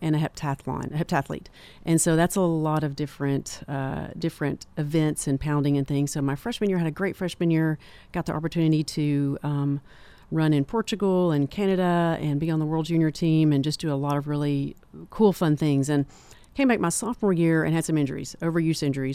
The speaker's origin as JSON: {"language": "English", "town": "Manchester", "region": "Tennessee", "country": "United States", "tie": "born or raised there", "also_born_or_lived": "Knoxville", "said": "I'm from Manchester and also started the Tullahoma Clinic"}